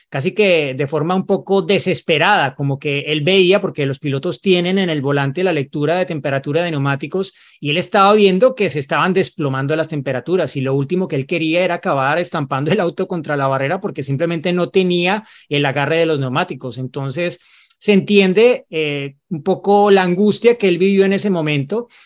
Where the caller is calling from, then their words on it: Monterrey, Nuevo León, Mexico; Hola, formuleros. … de Monterrey, México.